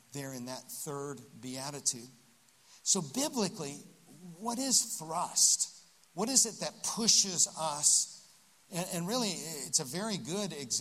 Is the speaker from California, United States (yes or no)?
no; Central Florida, United States; I grew up in Central Florida